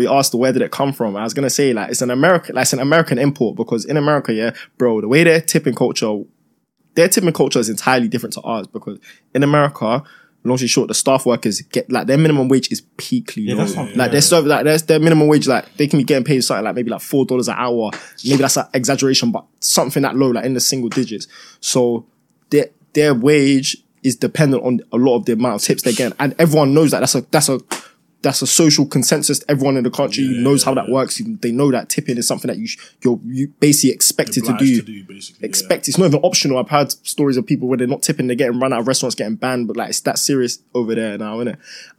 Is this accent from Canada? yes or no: no; Nigeria; now in United Kingdom; I say it should be a thing, but obviously, I'm Nigerian. We're all Nigerian.